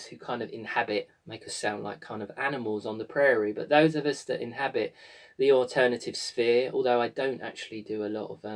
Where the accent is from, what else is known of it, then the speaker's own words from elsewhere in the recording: United Kingdom; here in my home country of the amazing Glastonbury